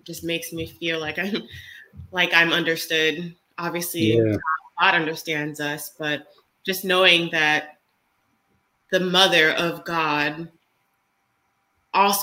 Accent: United States; being an American

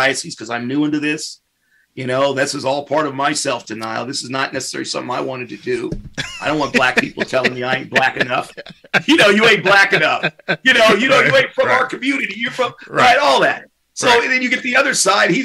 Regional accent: United States; I'm from America

